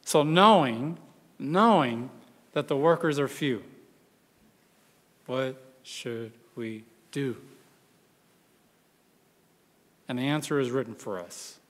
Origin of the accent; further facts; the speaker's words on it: West Texas, United States; I grew up in West Texas, surrounded by farmlands, mainly cotton out there